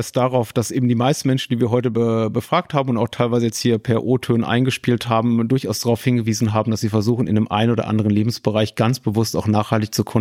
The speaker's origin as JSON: {"language": "German", "region": "Berlin", "country": "Germany", "said": "ich komme aus Berlin, also ganze äh, Ortsteile, in denen es einfach zum guten Ton gehört, zum Bio-Supermarkt zu gehen"}